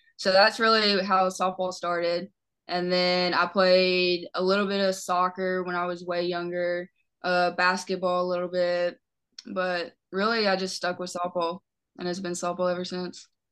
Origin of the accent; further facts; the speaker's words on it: Lakeland, Tennessee, United States; I'm from Lakeland, Tennessee